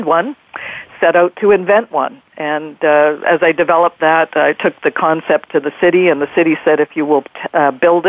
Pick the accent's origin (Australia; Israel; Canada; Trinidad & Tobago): Canada; Vancouver, British Columbia; I'm in Vancouver, British Columbia, Canada, which is my hometown